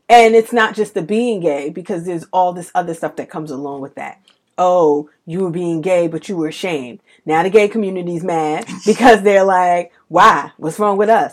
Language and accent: English; New York City, New York, United States; I'm from Bed Stuy